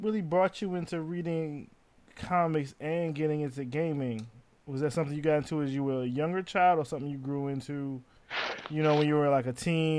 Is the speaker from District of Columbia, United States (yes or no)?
yes; Washington, District of Columbia, United States; in my, as I reach middle age of 40, I'm thinking about how much of a bubble growing up in DC and DC area has put me in. Like, being around blackness is like my natural state.